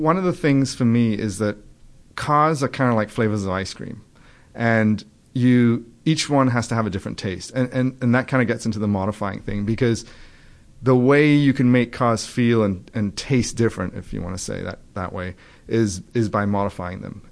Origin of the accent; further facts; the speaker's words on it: England, United Kingdom; moved away as an adult; also born or lived in Trinidad; now in United States; when I was nine, um, and I went to live in England.